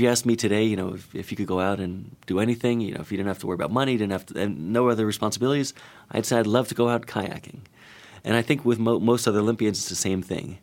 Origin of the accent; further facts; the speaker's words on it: Florida, United States; I'm from Florida